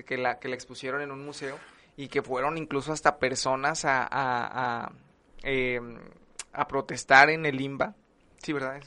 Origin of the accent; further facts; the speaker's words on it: northern Mexico, Mexico; como muchos mexicanos que caemos en lo mismo